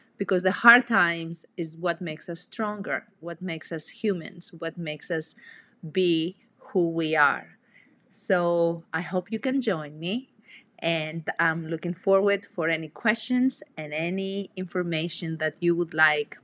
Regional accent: Greece; moved away as an adult; I'm originally from Greece, and I came

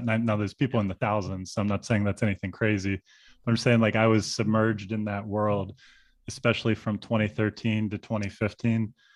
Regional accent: Pittsburgh, Pennsylvania, United States; now in Chicago, United States; my hometown of Pittsburgh

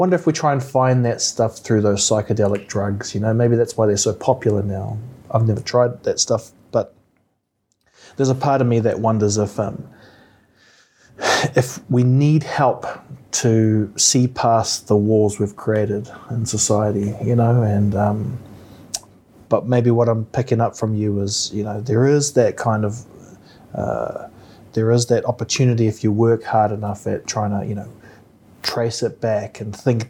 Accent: New Zealand; growing up in New Zealand

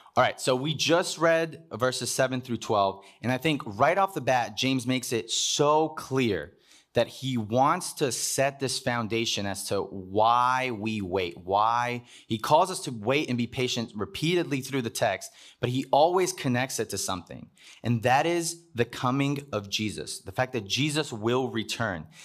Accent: Cuba; moved away; I was born in Cuba.

